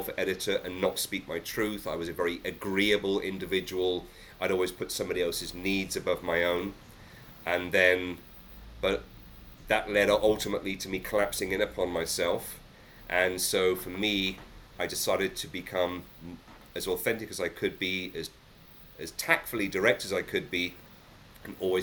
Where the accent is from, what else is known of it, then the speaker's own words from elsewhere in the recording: England, United Kingdom; I think as a Brit, as an Englishman